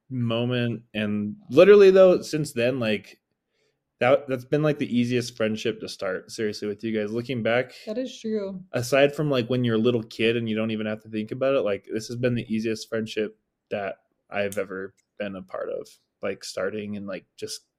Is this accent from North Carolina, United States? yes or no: no; California, United States; we were from California.